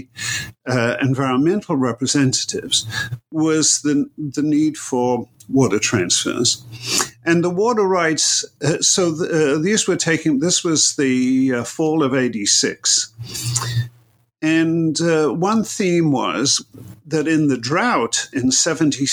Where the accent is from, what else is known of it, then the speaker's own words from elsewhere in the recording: Manchester, North West England, United Kingdom; moved away; also born or lived in Berkeley, California; grew up in Manchester in England